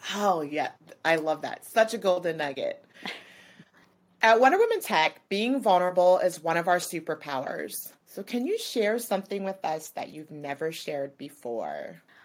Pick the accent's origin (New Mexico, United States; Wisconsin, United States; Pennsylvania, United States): New Mexico, United States; now in California, United States; I'm from New Mexico, so I grew up in the desert